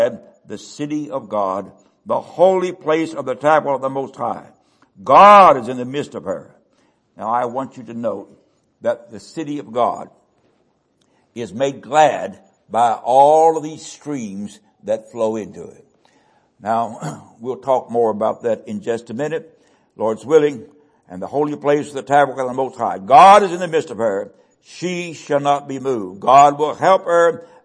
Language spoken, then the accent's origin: English; West Virginia, United States; I was born in West Virginia on Pigeon Creek.